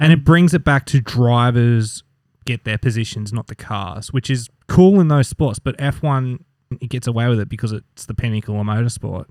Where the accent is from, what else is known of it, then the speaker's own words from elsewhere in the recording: Australia; we're Australian